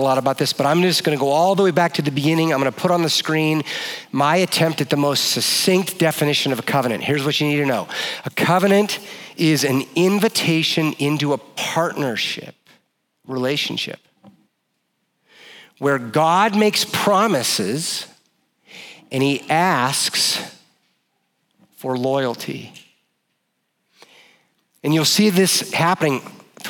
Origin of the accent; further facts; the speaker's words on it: Oregon, United States; I grew up in Oregon and I'm a child of the 80s.